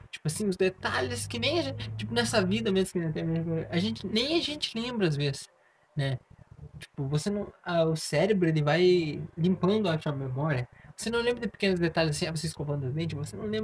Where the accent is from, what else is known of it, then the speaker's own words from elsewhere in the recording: Rio Grande do Sul, Brazil; eu tinha assim, não, sou do Rio Grande do Sul, né?